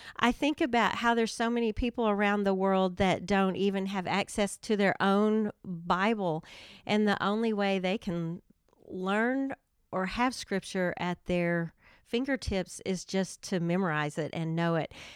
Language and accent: English; Durant, Oklahoma, United States; I am from Durant and have lived there a long time. I graduated from high school there, have raised my family there